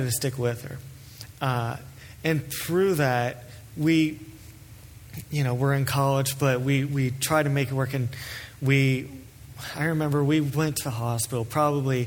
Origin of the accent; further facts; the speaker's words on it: Cleves, Ohio, United States; I grew up in Cleves, Ohio, which is southwest of here by the Ohio River